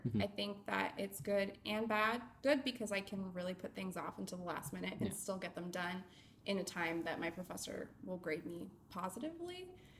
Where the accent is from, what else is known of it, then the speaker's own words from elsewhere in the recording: Bay Area, California, United States; moved away as an adult; also born or lived in Los Angeles, California; now in Florida, United States; I am originally from California. Born in LA and raised in the Bay Area. And when I was 19, I moved to Florida after my dad bought a house without looking at it.